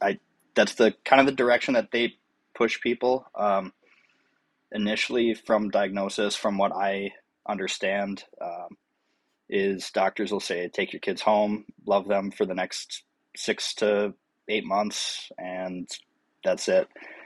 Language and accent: English; Rosemount, Minnesota, United States; I'm originally from Rosemount, Minnesota, which is just a little bit south of the Twin Cities.